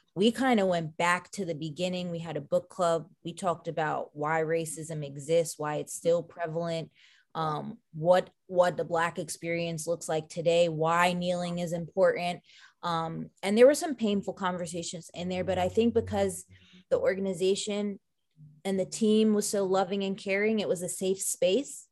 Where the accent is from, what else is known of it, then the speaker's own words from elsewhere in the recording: Long Island, New York, United States; moved away; also born or lived in Orlando; growing up on Long Island and being victim to Hurricane Sandy